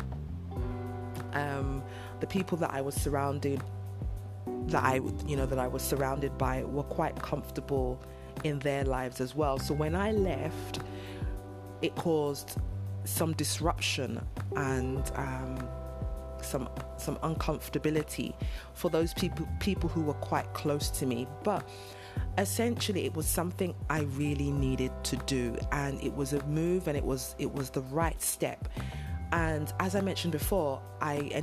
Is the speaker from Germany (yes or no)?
no; London, United Kingdom; moved away as an adult; now in Nigeria; I am a British Nigerian. So I was born and raised in London in the UK, and I lived and worked and was educated there